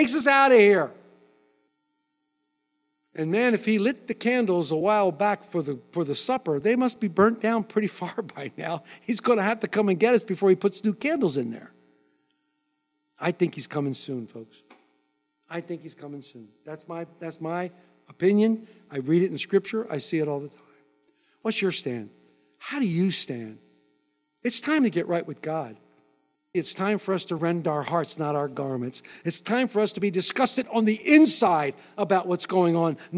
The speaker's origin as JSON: {"language": "English", "country": "United States", "said": "I am an American"}